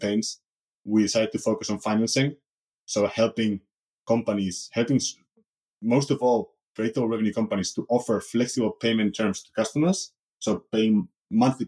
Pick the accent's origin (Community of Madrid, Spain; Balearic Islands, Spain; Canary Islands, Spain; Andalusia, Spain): Community of Madrid, Spain; Madrid; moved away as an adult; also born or lived in Munich; life growing up in Madrid was fine